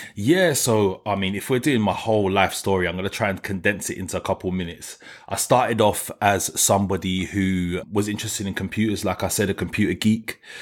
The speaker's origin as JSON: {"language": "English", "region": "London", "country": "United Kingdom", "tie": "born or raised there", "said": "I'm from New Cross"}